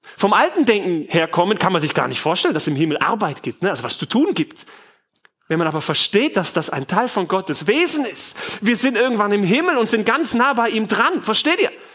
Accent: Germany

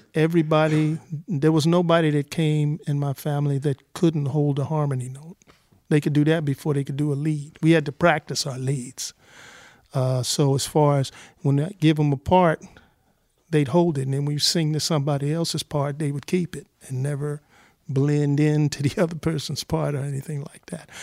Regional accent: Los Angeles, California, United States; also born or lived in South Bend, Indiana / Tennessee; I was from the Nickus and Garden and Watts

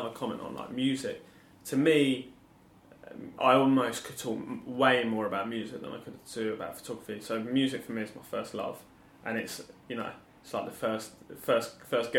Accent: Watford, East of England, United Kingdom; I grew up in Watford

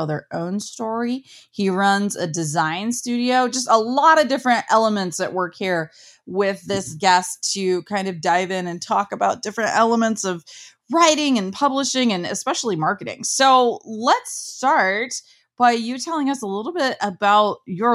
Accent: Midwest, United States; I'm from the Midwest

